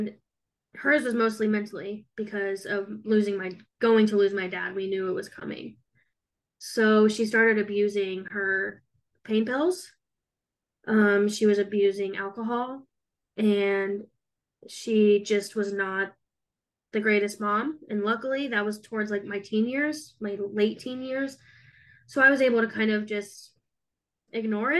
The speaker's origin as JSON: {"language": "English", "town": "Monticello", "region": "Indiana", "country": "United States", "tie": "born or raised there", "also_born_or_lived": "Lafayette, Indiana / Brookston, Indiana", "said": "And then we moved to Monticello. So I grew up there, went to elementary school, middle school, high school"}